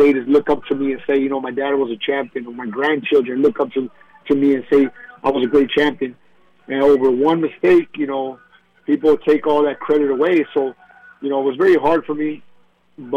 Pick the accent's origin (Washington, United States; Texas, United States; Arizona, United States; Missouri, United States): Arizona, United States; Tucson; back in my hometown in Tucson, Arizona, and having my people be there